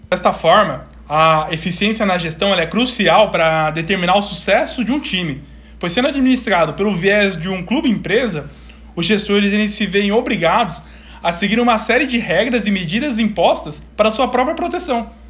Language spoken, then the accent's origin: Portuguese; São Paulo, Brazil; Eu sou do interior de São Paulo. Eu fui uma única vez no estádio do Corinthians.